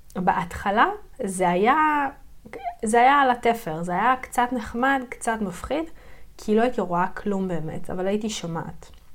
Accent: Yeruham, Southern District, Israel; אני גדלתי בירוחם. זה עיר בדרום הארץ

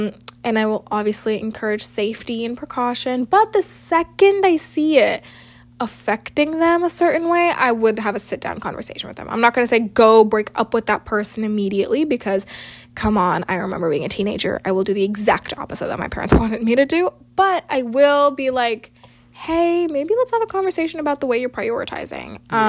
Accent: South India, India; our culture, being South Asian, being South Indian, talking about love and how our parents view our relationships

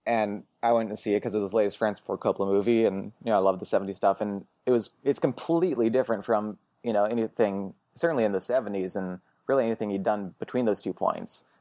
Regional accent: Portland, Oregon, United States; moved away as an adult; also born or lived in Boston; now in Los Angeles, United States; I grew up in Portland, Oregon, went to school in Boston

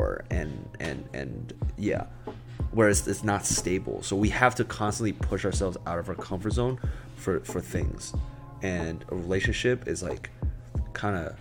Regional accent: New York, United States; I grew up in New York for the longest time

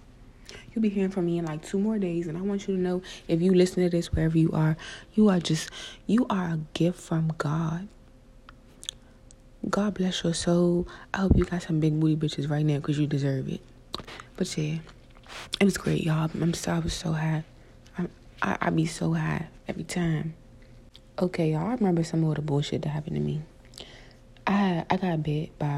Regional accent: South Carolina, United States; I grew up in South Carolina

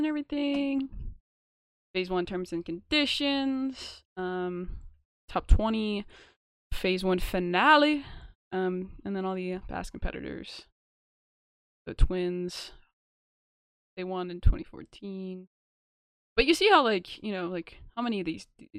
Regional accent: United States; I am from the United States

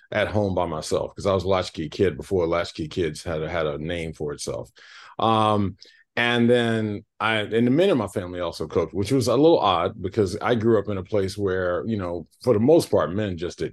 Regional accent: South Boston, Virginia, United States; we're from South Boston, Virginia, which is a very, very small town

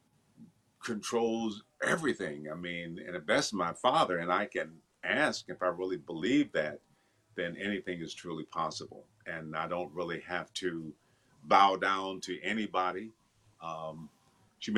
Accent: Benton Harbor, Michigan, United States; I grew up in Michigan, a town called Benton Harbor, Michigan

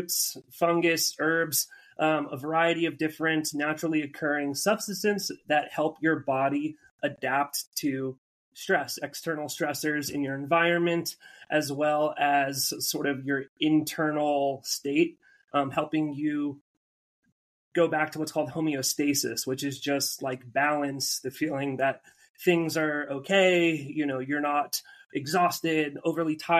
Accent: Albuquerque, New Mexico, United States; moved away as an adult; also born or lived in Oregon; now in San Diego, United States; I'm from Albuquerque, New Mexico. I grew up kind of at the base of the mountains there.

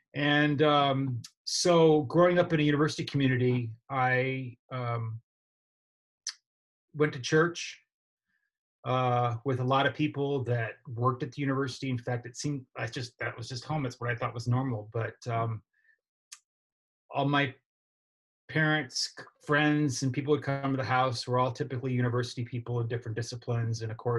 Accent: Okemos, Michigan, United States; now in Georgia, United States; I grew up in Michigan.

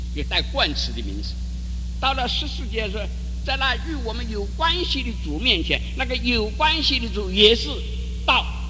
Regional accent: China; 我们中国人

